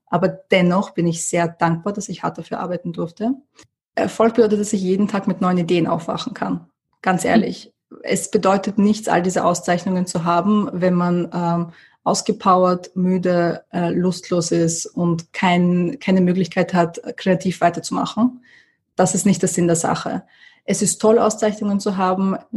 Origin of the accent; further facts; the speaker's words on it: Vienna, Austria; also born or lived in USSR / Moscow / London; Wien ist der Ort, wo ich zur Schule gegangen bin, wo meine Familie noch immer lebt